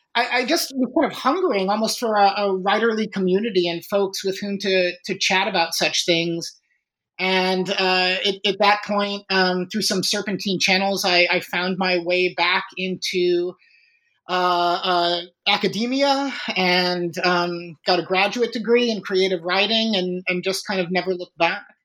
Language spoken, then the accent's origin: English; Chicago, Illinois, United States; I was born and raised in Chicago